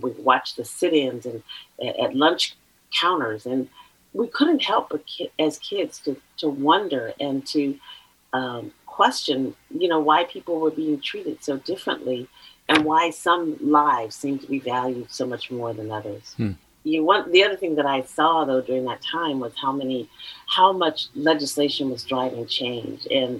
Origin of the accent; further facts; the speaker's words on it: Oakland, California, United States; So yes, I'm a native Californian. I was born and raised in Oakland, East Oakland, Deep East, as is now, I understand, called. And I'm a proud graduate of Castlemont High School.